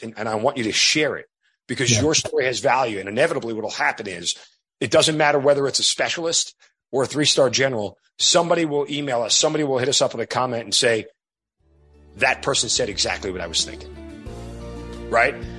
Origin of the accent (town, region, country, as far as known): New York, United States; born or raised there